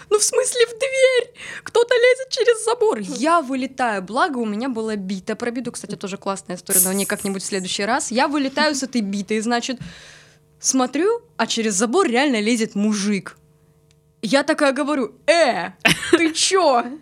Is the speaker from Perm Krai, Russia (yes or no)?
no; Gelendzhik, Krasnodar Krai, Russia; now in Krasnodar, Russia; Я в Краснодар переехала из Геленджика.